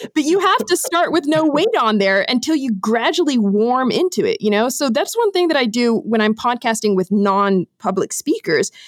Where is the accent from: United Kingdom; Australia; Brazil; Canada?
Brazil; first language English; I grew up in Brazil, actually. So my dad's American, my mom's Brazilian, and I grew up in Brazil